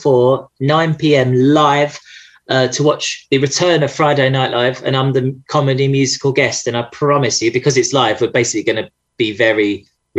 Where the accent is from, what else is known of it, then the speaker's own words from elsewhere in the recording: Essex, East of England, United Kingdom; I'm from Essex.